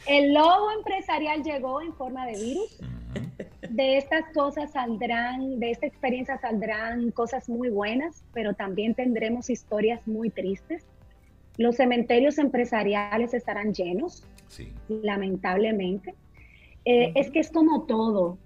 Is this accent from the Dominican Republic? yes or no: yes; Dominican Republic; nosotros como dominicanos